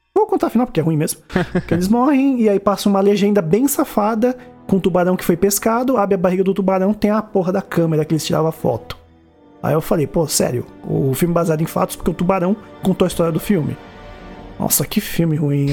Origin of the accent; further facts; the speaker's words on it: São Caetano do Sul, São Paulo, Brazil; São Caetano, né? Minha cidade natal